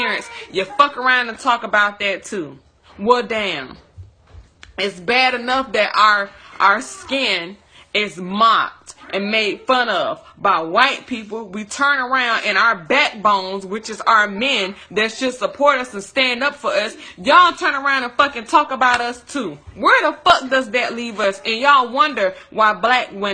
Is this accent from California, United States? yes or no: no; Tuscaloosa, Alabama, United States; I'm from Tuscaloosa, Alabama